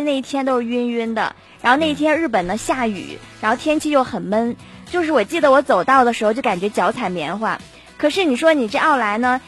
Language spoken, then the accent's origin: Chinese; China; 我们嗯。大陆人才是真的土豪哦